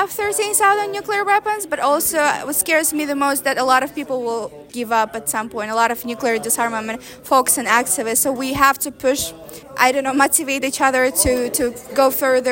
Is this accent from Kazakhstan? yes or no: yes; Kazakhstan; I'm from Kazakhstan